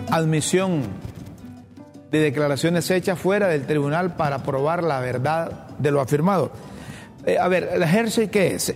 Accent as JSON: {"language": "Spanish", "country": "Honduras", "said": "todos los hondureños"}